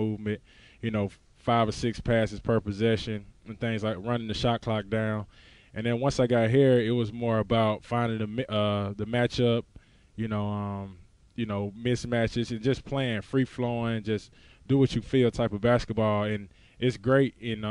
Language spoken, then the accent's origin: English; Mississippi, United States; accent: Mississippi; you know, when I go back, I look how far I've came. You know, the country roads, as you can tell by my accent, of Mississippi.